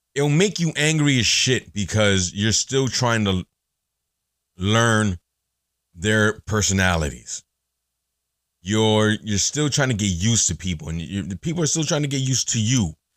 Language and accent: English; Elizabeth, New Jersey, United States; growing up in Elizabeth, growing up in Jersey